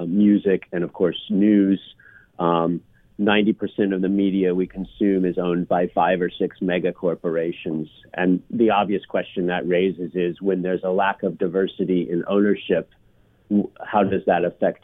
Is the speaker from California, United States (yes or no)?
yes; Claremont, California, United States; I grew up in Claremont, which is about an hour outside of Los Angeles